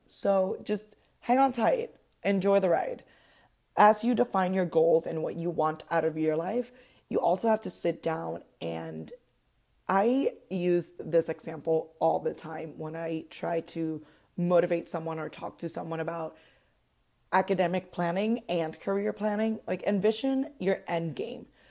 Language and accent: English; Puerto Rico; moved away as an adult; now in Orlando, United States; I was born and raised in Puerto Rico